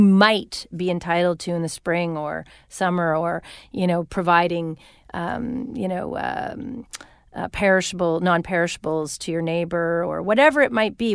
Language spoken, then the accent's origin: English; Winnipeg, Manitoba, Canada; moved away as an adult; now in California, United States; my hometown of Winnipeg